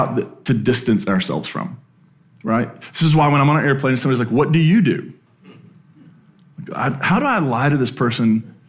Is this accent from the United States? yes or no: yes; Appalachia, United States; accent: Appalachian; You know, I grew up deep in Appalachia, and I was really embarrassed to have that accent, and I worked really hard to lose it.